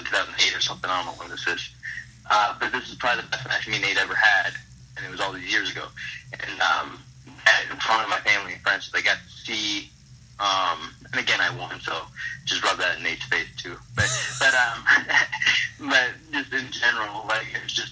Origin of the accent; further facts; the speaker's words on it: Hazel Park, Michigan, United States; my hometown of Hazel Park, Michigan